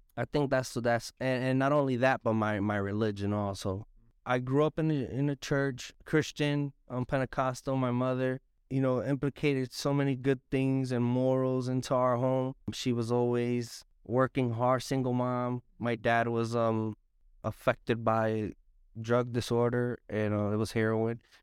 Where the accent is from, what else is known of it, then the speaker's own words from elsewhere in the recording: Hartford, Connecticut, United States; I was born in Hartford, Connecticut. I was raised in Hartford, Connecticut, right here on, on Park Street area.